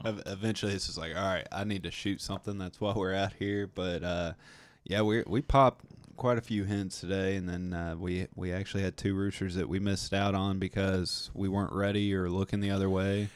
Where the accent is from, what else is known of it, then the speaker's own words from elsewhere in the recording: Tennessee, United States; we're from Tennessee